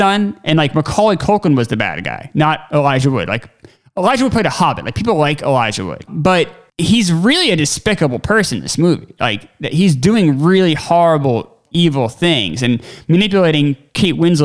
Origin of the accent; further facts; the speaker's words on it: United States; being American